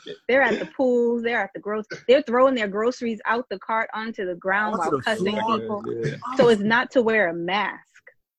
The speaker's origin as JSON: {"language": "English", "town": "Boston", "region": "Massachusetts", "country": "United States", "accent": "Boston", "said": "I've been told I had to neutralize my Boston accent in order to be on the radio."}